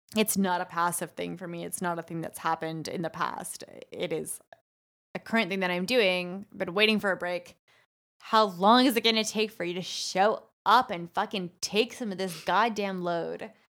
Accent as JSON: {"language": "English", "country": "Canada", "said": "we're both Canadian"}